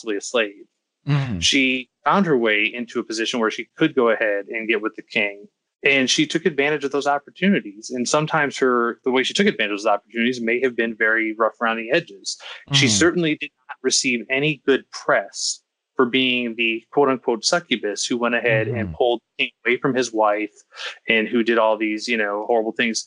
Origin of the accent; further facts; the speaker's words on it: United States; I'm an American